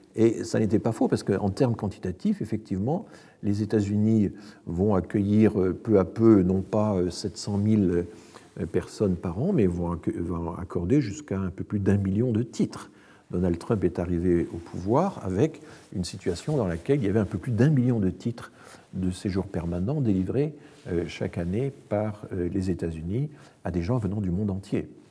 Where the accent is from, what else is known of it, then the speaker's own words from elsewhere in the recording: France; chez nous en France